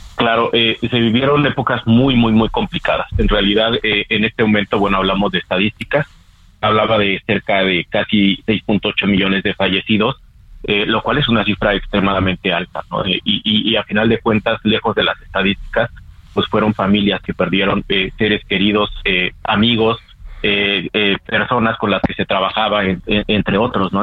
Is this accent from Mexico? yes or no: yes; Mexico; como sociedad mexicana